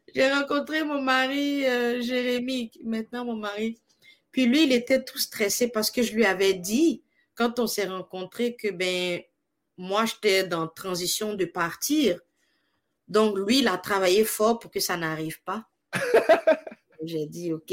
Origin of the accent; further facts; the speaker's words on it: Côte d’Ivoire; moved away as an adult; also born or lived in Morocco / Manitoba, Canada; now in Canada; je suis née en Côte d'Ivoire, euh, l'Afrique de l'Ouest, et puis. donc, j'ai vécu là-bas toute ben, une grande majorité de ma vie